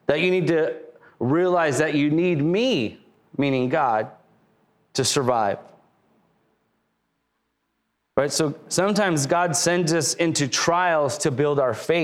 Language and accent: English; Lakewood, California, United States; moved away as an adult; now in Riverside, United States; I grew up in Lakewood